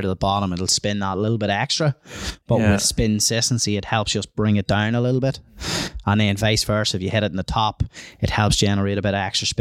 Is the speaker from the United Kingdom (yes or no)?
yes; Warrenpoint, Northern Ireland, United Kingdom; obviously growing up in Warren Point.